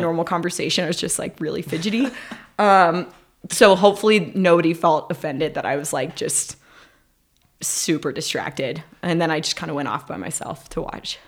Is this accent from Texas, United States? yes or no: yes; Dallas, Texas, United States; moved away; I went to Texas, which is where I'm from. I went to my hometown of Dallas